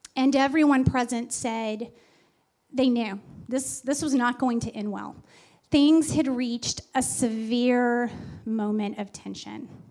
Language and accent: English; Texas, United States; my family, and we're from Texas